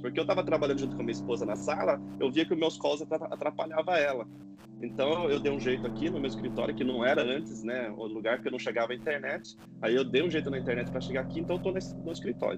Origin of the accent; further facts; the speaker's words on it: Itu, São Paulo, Brazil; moved away as an adult; now in São Paulo, Brazil; eu sou de Itu, morei muito tempo em Itu e estou morando agora em São Paulo já faz um ano e pouquinho